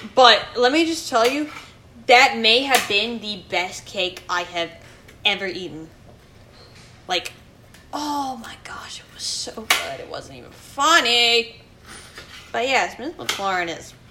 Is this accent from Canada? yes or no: no; England, United Kingdom; moved away; I am not from this country. I am from England